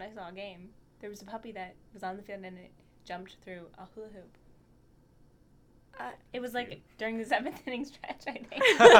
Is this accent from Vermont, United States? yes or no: no; Bethesda, Maryland, United States; I'm from Bethesda, Maryland